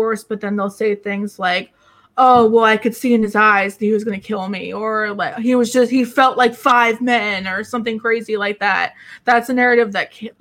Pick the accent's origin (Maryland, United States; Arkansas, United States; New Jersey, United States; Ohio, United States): New Jersey, United States; where I grew up in New Jersey